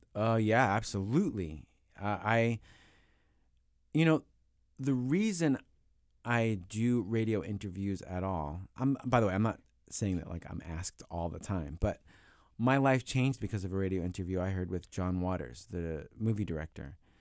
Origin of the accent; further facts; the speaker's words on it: New York, United States; growing up in New York